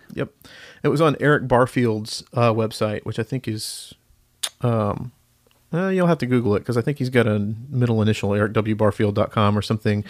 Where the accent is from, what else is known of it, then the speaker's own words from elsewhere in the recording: Marietta, Georgia, United States; moved away as an adult; also born or lived in Denton, Texas; now in Nashville, United States; I grew up in, uh, Marietta, Georgia, just north of Atlanta